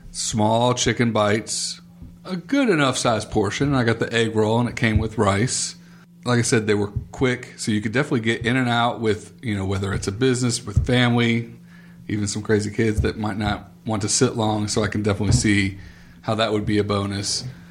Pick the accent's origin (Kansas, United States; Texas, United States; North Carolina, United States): North Carolina, United States; Raleigh; growing up in Raleigh